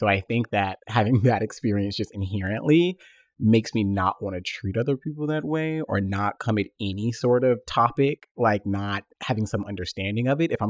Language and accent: English; Tennessee, United States; I'm from the South. Like I said, I was born in Tennessee. I'm an only child.